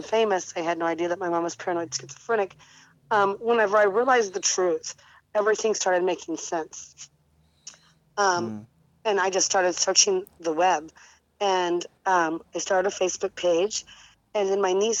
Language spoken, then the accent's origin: English; about 10 minutes from Granite City, Illinois, United States; Granite City, Illinois, which is about 10 minutes from my hometown